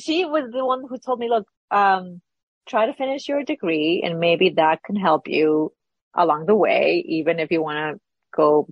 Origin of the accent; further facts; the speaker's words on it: Lima, Peru; moved away as an adult; now in United States; I was born and raised in Peru, Lima, Peru. I came to this country about 20 years ago.